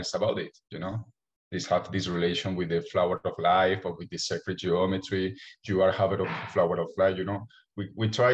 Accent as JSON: {"language": "English", "country": "Colombia", "tie": "born or raised there", "said": "I'm from Colombia"}